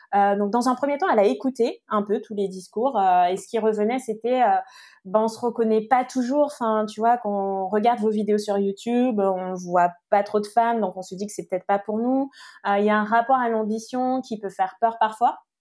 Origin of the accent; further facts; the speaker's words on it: French Guiana; moved away; j'ai grandi en Guyane